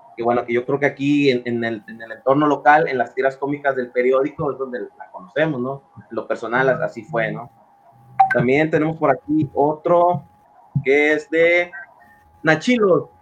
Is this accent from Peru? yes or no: no; Mexico; en mi país